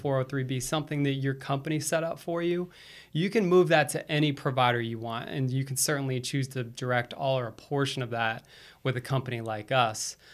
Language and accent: English; Florida, United States; also born or lived in East Coast; now in Charlotte, United States; I'm originally from Florida